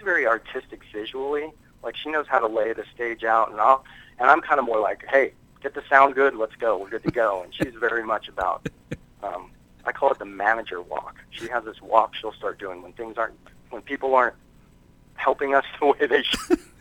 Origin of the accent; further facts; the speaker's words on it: United States; I'm American.